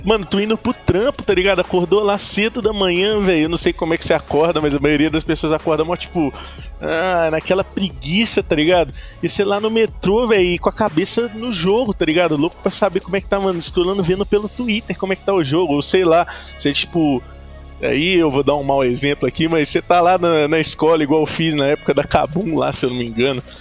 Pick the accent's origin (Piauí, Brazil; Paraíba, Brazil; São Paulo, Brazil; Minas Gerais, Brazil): Minas Gerais, Brazil; Ouro Branco; Eu sou de Minas, de Ouro Branco, Minas Gerais